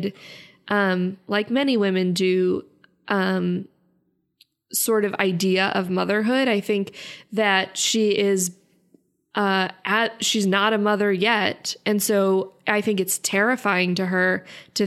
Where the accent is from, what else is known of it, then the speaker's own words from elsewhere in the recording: California, United States; I'm Californian